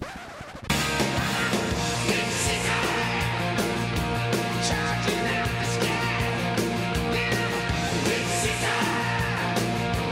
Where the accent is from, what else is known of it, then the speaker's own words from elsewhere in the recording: Turtle Lake, Wisconsin, United States; I drove to my hometown. They had a bus leave from Anchor's Bar in Turtle Lake